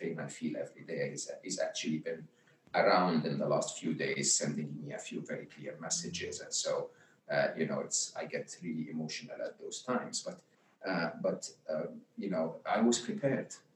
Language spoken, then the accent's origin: English; Egypt; where I grew up in Egypt